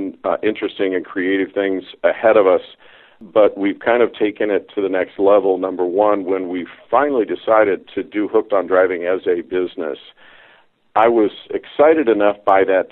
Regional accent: Midwest, United States; moved away as an adult; now in Northern California, United States; I was raised in the Midwest, and my dad did love cars

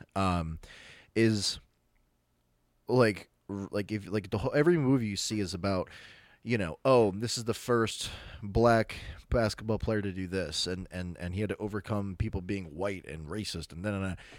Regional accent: United States

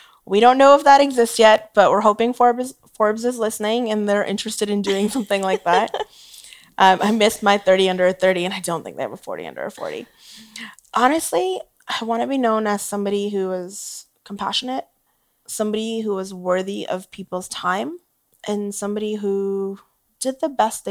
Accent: Canada; as a Canadian

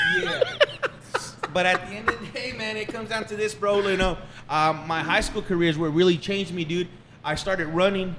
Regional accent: Fabens, Texas, United States; born and raised in Fabens, Texas.

